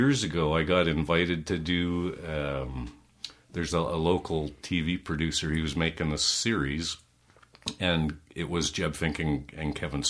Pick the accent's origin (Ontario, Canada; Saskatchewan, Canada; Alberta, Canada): Alberta, Canada; Calgary; Well, I'm a third-generation Calgarian.